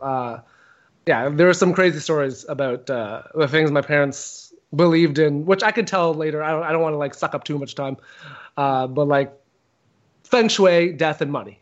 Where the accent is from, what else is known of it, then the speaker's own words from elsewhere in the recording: Canada; I'm a Canadian comedian